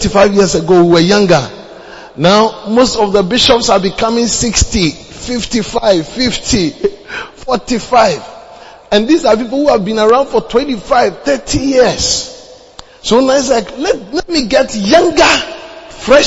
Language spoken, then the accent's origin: English; Ghana; moved away as an adult; also born or lived in Uganda; I am from Ghana.